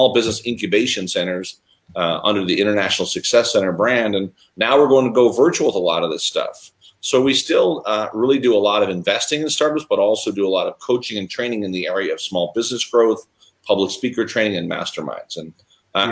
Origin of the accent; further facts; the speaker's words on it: Chicago, Illinois, United States; I was born and raised in Chicago